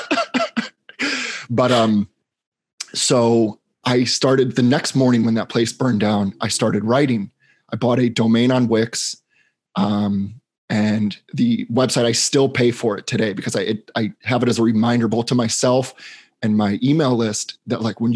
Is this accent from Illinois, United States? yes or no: yes; Chicago, Illinois, United States; moved away as an adult; also born or lived in Boston, Massachusetts; now in Los Angeles, United States; I grew up in Chicago, Illinois